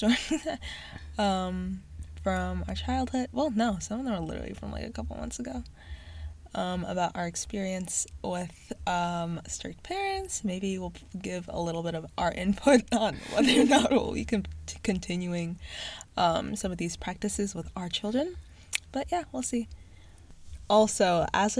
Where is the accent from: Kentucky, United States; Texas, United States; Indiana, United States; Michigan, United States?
Indiana, United States; Southern; we're both from Southern Indiana